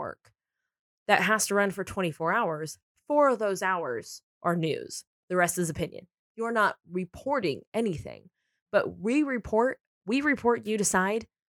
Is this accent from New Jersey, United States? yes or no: no; San Diego, California, United States; now in Los Angeles, United States; I mean, I'm from San Diego and I live in LA.